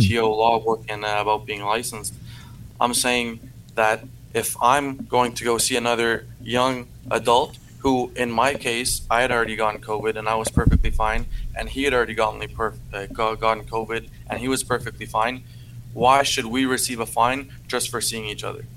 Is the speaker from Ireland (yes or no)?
no; Canada; accent: francophone; first language French; English is a second language; I'm a francophone